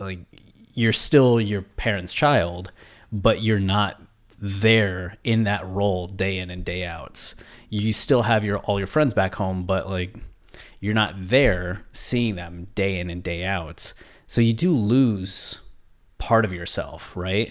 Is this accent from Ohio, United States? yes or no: yes; Ohio, United States; moved away; people that I grew up with in Ohio